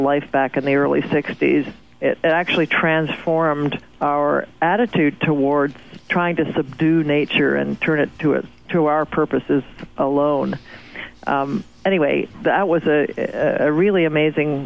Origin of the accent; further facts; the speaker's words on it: Toronto, Ontario, Canada; I grew up in Toronto and in the 50s